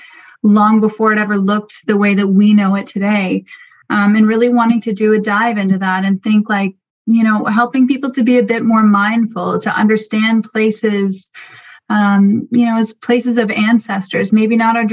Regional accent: Algonquin territory, Ontario, Canada; I am Madawaskarini Algonquin, and I live in my ancestral territory, which is now, well, most of it is now covered by what is also known as Algonquin Provincial Park in Ontario.

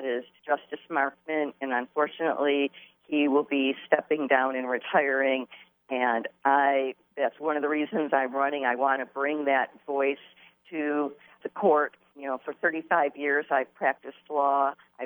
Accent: Grosse Pointe Woods, Michigan, United States; moved away as an adult; also born or lived in Wayne County, Michigan; now in Port Huron, United States; I was born in Wayne County. I grew up in Grosse Pointe Woods, and I have lived in the Port Huron area for the last almost 36 years.

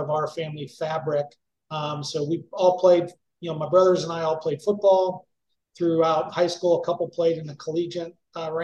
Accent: Kirksville, Missouri, United States; moved away; also born or lived in Utah / Madison, Wisconsin; we ended up moving back to Kirksville when I was about 7 years old, and really grew up our more informative years, grade school, high school, and some of my older brother's college in Missouri at that time

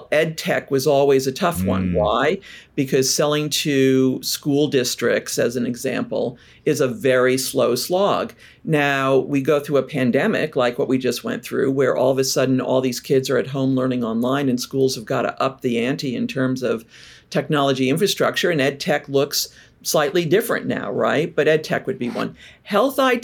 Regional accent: New York, United States; also born or lived in Bay Area / Seattle / Europe / Asia Pacific; now in Portland, United States; I'm from New York originally, but fell in love with Portland years ago.

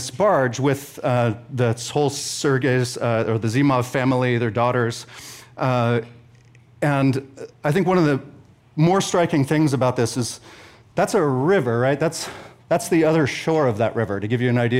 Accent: Sausalito, California, United States; I grew up in Sausalito on houseboats

